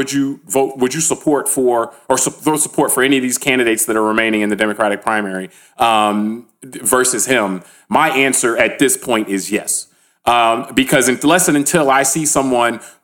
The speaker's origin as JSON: {"language": "English", "country": "United States", "said": "I say this as an American"}